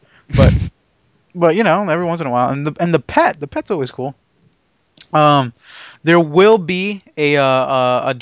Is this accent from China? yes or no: no; near Anaheim, California, United States; moved away; me going back to my hometown